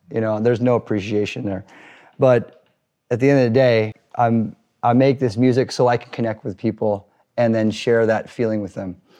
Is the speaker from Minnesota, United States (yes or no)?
no; Newport Beach, California, United States; growing up in Newport Beach, um, not being able to fit